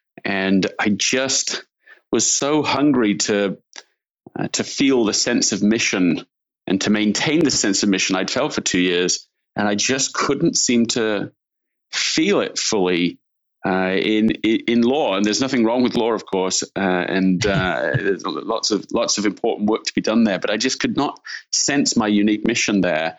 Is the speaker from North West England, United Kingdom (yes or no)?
no; Leeds, Yorkshire and the Humber, United Kingdom; also born or lived in London; Yeah, I'm from London, England originally, and grew up in Leeds in Yorkshire in the north of England.